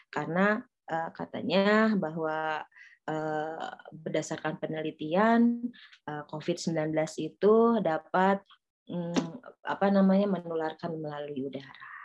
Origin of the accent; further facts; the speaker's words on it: Bogor, West Java, Indonesia; Ya luar biasa kita sebagai warga Bogor harus bangga ya